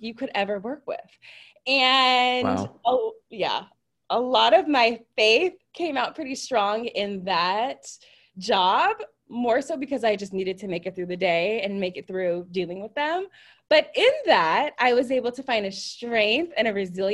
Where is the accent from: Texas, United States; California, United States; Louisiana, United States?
California, United States; I am from Nathan's favorite state, California